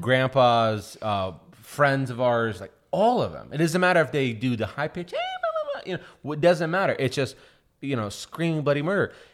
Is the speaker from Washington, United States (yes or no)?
yes; Seattle, Washington, United States; also born or lived in Russia; I think we live in like a legit ghetto, and uh, in Seattle